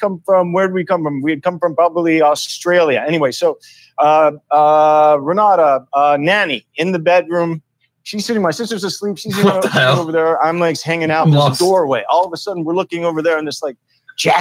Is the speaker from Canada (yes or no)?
yes; Toronto, Ontario, Canada; I grew up in Toronto, and I lived on this street called Hazelton